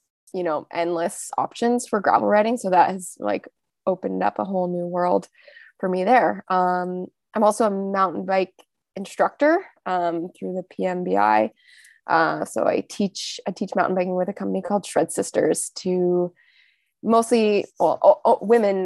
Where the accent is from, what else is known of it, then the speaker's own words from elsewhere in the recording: Ontario, Canada; moved away as an adult; now in British Columbia, Canada; I'm originally from Ontario, so the eastern part of Canada, and I moved out to BC in 2013